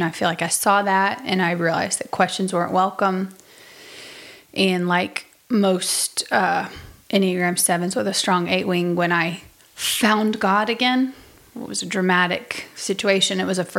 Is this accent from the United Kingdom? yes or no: yes; United Kingdom; Yeah, I'm a British person.